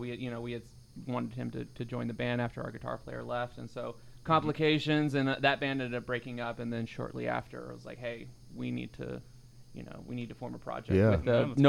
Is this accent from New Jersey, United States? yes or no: no; Florida, United States; I grew up in Florida most of my life.